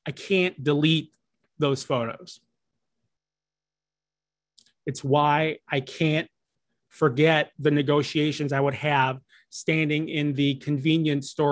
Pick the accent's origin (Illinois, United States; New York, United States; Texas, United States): Illinois, United States; Chicago; moved away; everyone back home in my hometown of Chicago